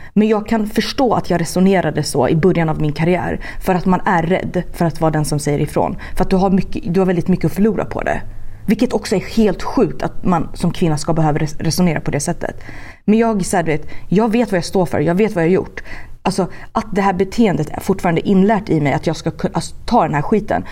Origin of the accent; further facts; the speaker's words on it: Sweden; now in Los Angeles, United States; hemma i Sverige